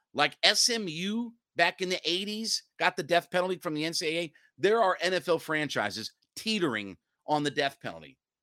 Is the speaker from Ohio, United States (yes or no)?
yes; Northeast Ohio, United States; I'm from Northeast Ohio